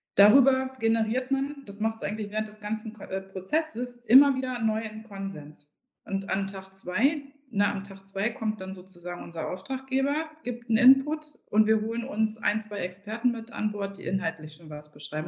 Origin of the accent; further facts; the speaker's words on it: Harz, Germany; Ich komme ja aus dem Harz